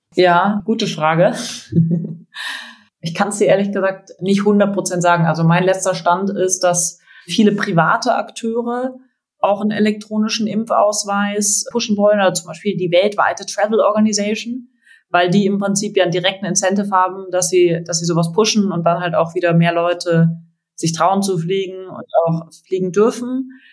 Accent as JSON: {"language": "German", "town": "Freiburg", "region": "Baden-Württemberg", "country": "Germany", "also_born_or_lived": "Berlin", "moved": "yes", "lives_now": "Munich, Germany", "said": "ich komme aus Freiburg, meine Familie sind alle Ärzte"}